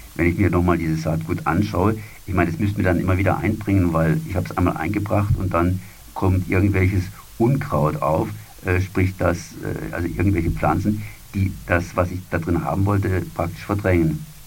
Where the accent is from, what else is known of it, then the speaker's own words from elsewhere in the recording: Freiburg, Baden-Württemberg, Germany; bei uns in Freiburg